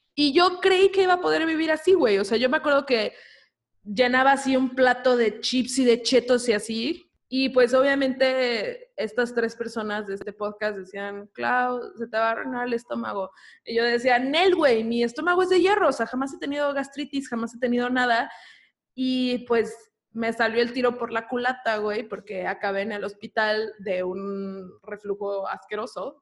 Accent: Cancún, Quintana Roo, Mexico; Camino y yo somos de Cancún

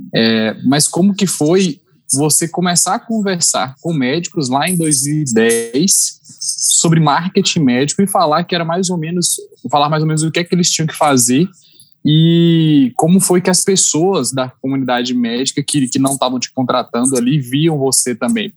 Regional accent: Petrolina, Pernambuco, Brazil; moved away; also born or lived in Belo Horizonte; estou de, de volta para minha terra depois de 12 anos

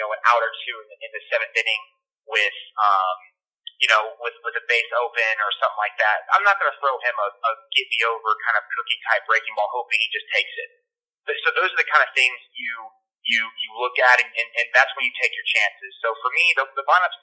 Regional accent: Tampa, Florida, United States; I grew up a Yankee fan. I'm from Tampa, Florida

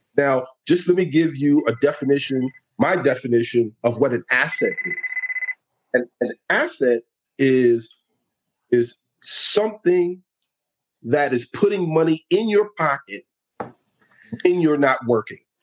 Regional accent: New York City, New York, United States; moved away as an adult; also born or lived in Georgia; now in Atlanta, United States; born and raised in the Bronx

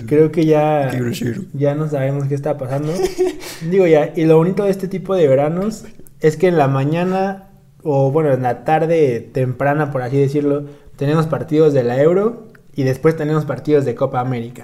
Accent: Mexico; como mexicanos

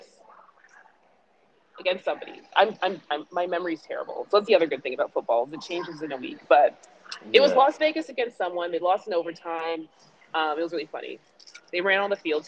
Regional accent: Toronto, Ontario, Canada; I went to Lawrence Park

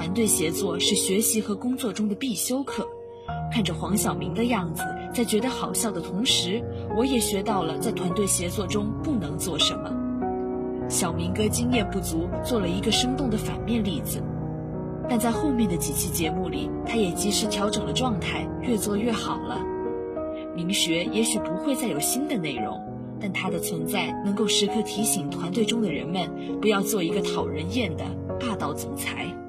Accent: Quanzhou, Fujian, China; moved away as an adult; now in Nanjing, China; 来自福建泉州

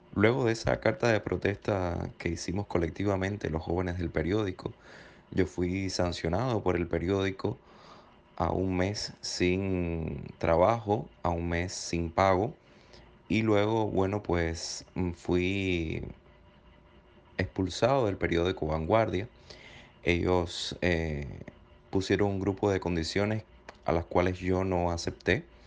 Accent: Cuba; moved away as an adult; Me marché de Cuba

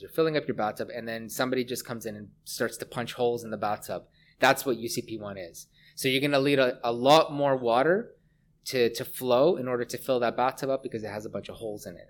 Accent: Hamilton, Ontario, Canada; moved away as an adult; also born or lived in Vancouver; I grew up in Hamilton, Ontario

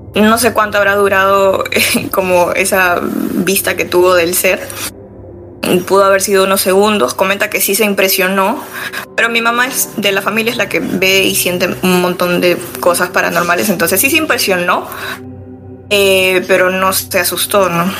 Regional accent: Lima, Peru; yo soy de Lima, del lado sur del distrito de Chorrillos

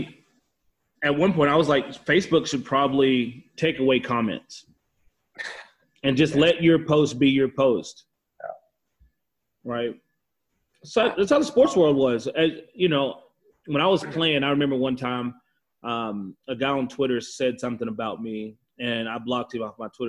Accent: small town Texas, United States; now in Calgary, Canada; Being from Texas, small town Texas, I'm pretty sure 95% of the people in my hometown are Republican

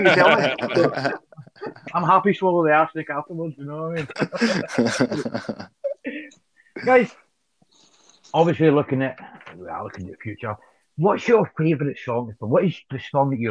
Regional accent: Glasgow, Scotland, United Kingdom; I'm from Glasgow

